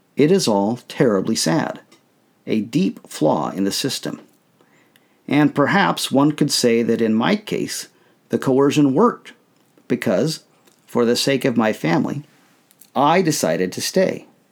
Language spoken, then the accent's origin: English; United States; I thought of myself first as a Mormon, second, as a member of my family, and then as an American.